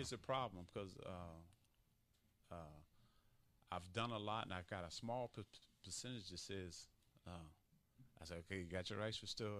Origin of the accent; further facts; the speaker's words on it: Chicago, Illinois, United States; because I came from Chicago, and I was in the mix of the crime and didn't really realize it.